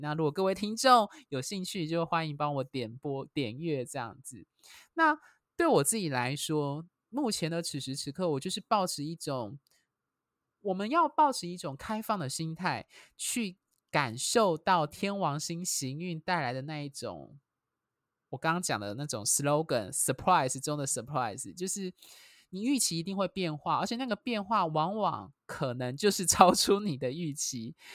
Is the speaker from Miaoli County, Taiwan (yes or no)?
yes; Miaoli County, Taiwan; also born or lived in Taichung; 小时候是住在台中，后来搬到老家，就是我爸的那边的家族就是在苗栗这样子